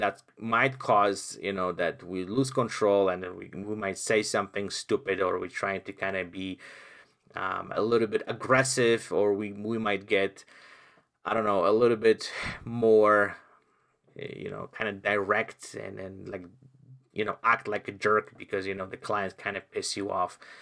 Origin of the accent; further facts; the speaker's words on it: Poland; English is a second language; moved away; I came from Poland, where I lived in communism